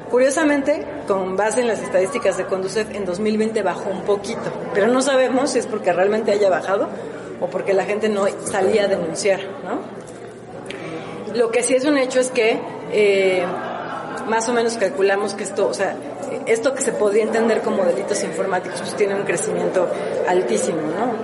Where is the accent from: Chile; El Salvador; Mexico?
Mexico; como mexicanos